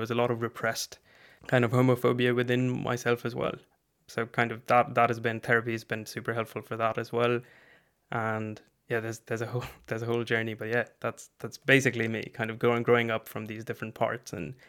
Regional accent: India; born there; I am brown. I was born in India, but I've moved around quite a bit.

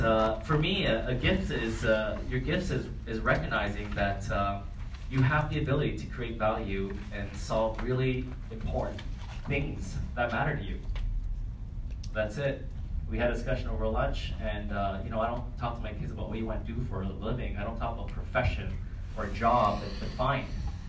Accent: Canada; So I'm from Canada, where it's like sick amount of snow and cold.

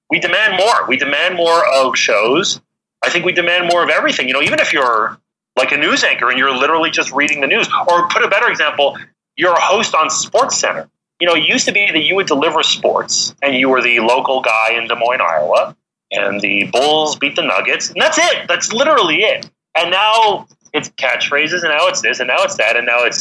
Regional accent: Canada; I'm Canadian

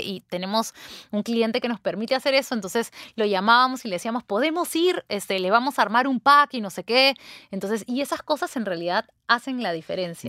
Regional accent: Peru; los peruanos somos así

